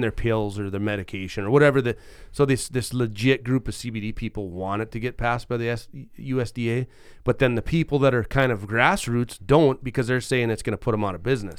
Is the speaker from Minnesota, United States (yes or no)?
yes; Roseau, Minnesota, United States; I grew up in Malung Township.